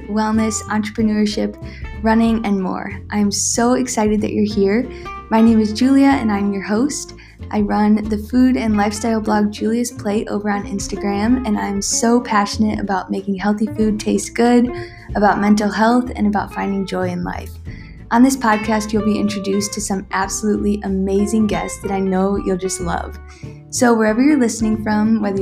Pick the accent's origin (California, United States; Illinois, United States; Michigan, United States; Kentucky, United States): Illinois, United States; Wheaton; I actually grew up in Wheaton, Illinois